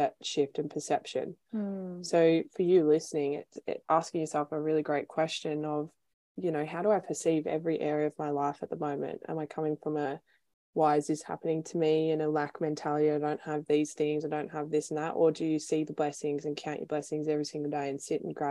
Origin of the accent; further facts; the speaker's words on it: Melbourne, Victoria, Australia; moved away as an adult; now in Sunshine Coast, Australia; I'm originally from Melbourne